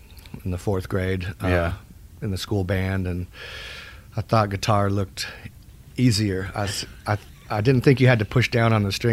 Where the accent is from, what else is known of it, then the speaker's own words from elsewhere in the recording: Phoenix, Arizona, United States; moved away as an adult; also born or lived in Wichita Falls, Texas; now in Austin, United States; Phoenix primarily. We were both born here in Texas. I was in Wichita Falls.